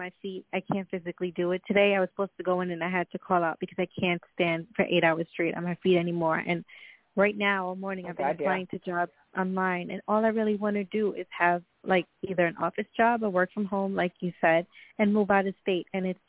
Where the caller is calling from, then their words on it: Long Island, New York, United States; I'm calling from Long Island, New York.